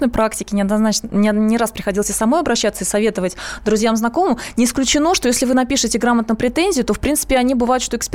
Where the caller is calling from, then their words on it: Saratov, Saratov Oblast, Russia; Я звоню вам из Саратова